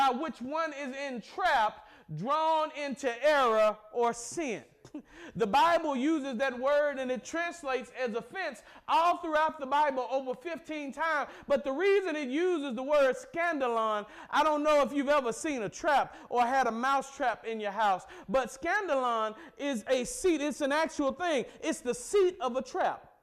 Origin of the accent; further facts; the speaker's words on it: the South, United States; I'm from the South